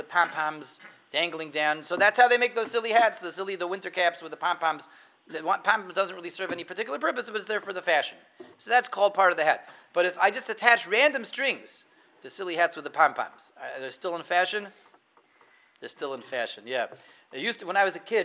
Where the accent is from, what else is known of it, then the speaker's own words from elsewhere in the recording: Denver, Colorado, United States; I remember when I was a kid, I grew up in Denver